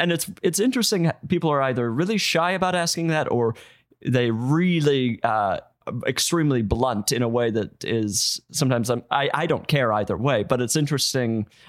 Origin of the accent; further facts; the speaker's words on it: Salt Lake City, Utah, United States; I'm from Salt Lake City. Just outside of Salt Lake City.